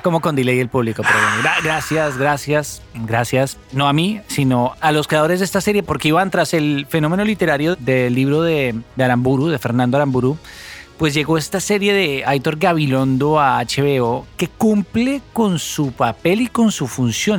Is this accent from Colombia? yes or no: yes; Colombia; un país como el nuestro